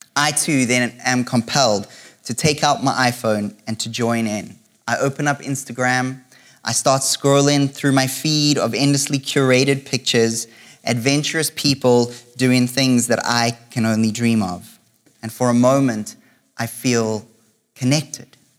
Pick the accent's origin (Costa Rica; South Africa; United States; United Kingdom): South Africa; now in Canada; for most of my life, I've lived in South Africa